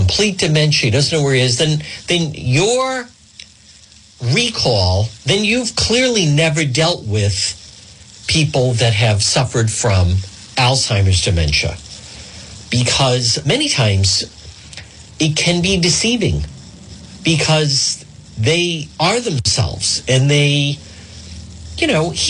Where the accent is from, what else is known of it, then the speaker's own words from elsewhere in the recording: Cranston, Rhode Island, United States; Not far from the Warwick Cranston line. Actually, very close to where I grew up on Ferncrest Avenue.